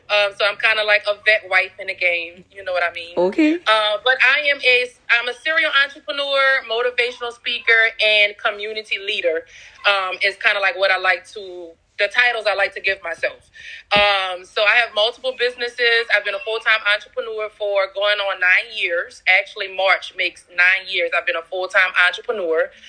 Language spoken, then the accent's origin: English; New Orleans, Louisiana, United States; Um, I am from New Orleans, Louisiana, the West Bank.